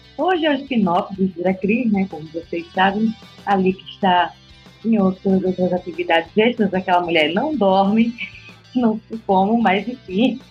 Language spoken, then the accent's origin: Portuguese; Northeast Brazil, Brazil; moved away; Tem um termo que a gente usa lá na, no Nordeste